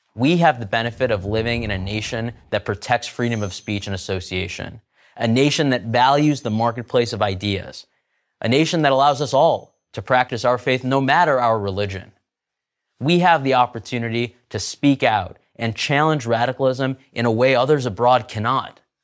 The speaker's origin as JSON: {"language": "English", "country": "United States", "said": "I'm an American Muslim"}